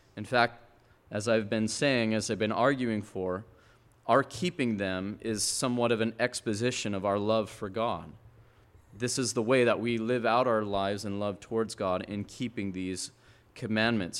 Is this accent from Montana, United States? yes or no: yes; Montana, United States; moved away; I come from Montana where they strip a harvest